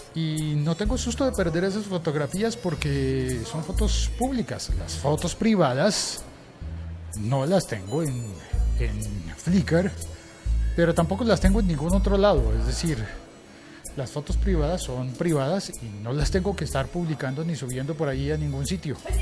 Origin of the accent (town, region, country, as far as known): Colombia